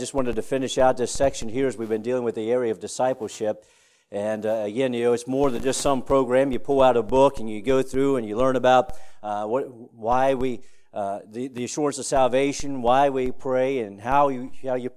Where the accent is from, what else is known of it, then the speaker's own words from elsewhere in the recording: Woodstock, Virginia, United States; in Woodstock, Virginia, my hometown